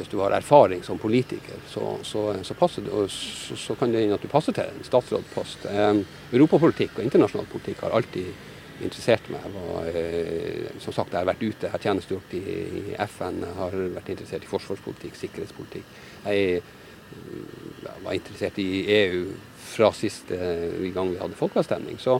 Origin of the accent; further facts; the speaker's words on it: Norway; Nei, det gjør de det er et godt spørsmål. Nei, det gjør vi ikke.